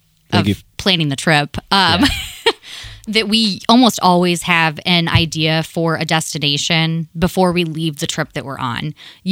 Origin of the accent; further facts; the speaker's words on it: Ohio, United States; You guys, we're from Ohio.